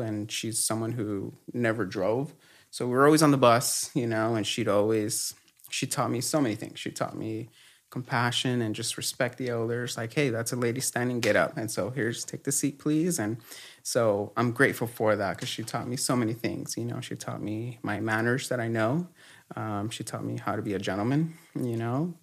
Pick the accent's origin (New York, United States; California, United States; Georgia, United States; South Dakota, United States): California, United States; Los Angeles; also born or lived in Mexico; I was born in Mexico and then we migrated to the U S when I was super young and grew up in Echo Park